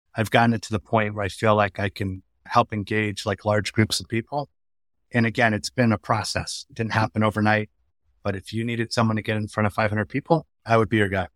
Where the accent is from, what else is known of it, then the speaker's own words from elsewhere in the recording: Connecticut, United States; moved away as an adult; also born or lived in Washington, D.C. / Western Massachusetts; I grew up in Connecticut